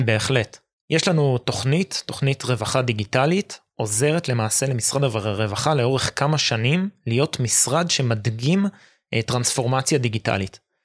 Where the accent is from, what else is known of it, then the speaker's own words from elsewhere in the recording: Jerusalem, Jerusalem District, Israel; אני ירושלמי